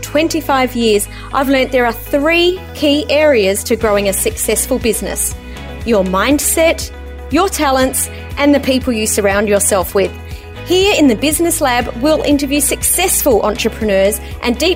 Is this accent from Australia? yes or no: yes; Adelaide, South Australia, Australia; moved away; I've been down in Adelaide over the weekend, which is my hometown